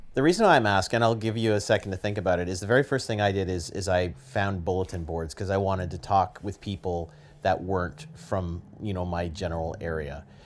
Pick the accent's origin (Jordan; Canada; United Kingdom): Canada; I'm Canadian